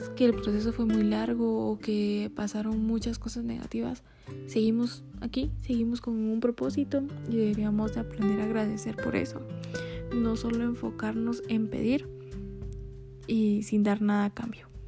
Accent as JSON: {"language": "Spanish", "town": "Coatepeque", "region": "Quetzaltenango", "country": "Guatemala", "tie": "born or raised there", "moved": "yes", "lives_now": "Quetzaltenango, Guatemala", "said": "soy originaria de Coatepeque, pero actualmente vivo en Quetzaltenango"}